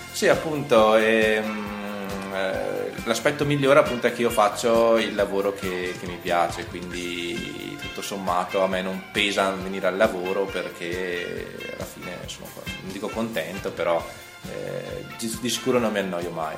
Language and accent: Italian; Trento, Trentino-Alto Adige, Italy; io sono di Trento